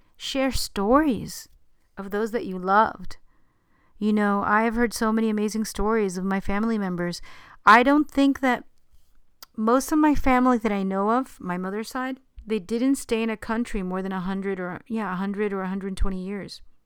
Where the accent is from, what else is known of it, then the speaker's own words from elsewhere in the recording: New York City, New York, United States; I didn't grow up in Long Island, I grew up in Queens